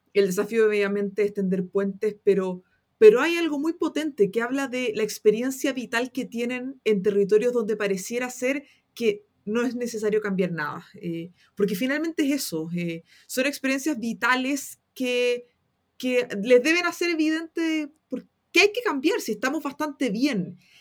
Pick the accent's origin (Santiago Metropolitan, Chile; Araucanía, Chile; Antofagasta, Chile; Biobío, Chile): Antofagasta, Chile; moved away as an adult; now in Santiago, Chile; yo soy una antofagastina que quería estudiar una carrera en las ciencias sociales y en Antofagasta eso no es posible.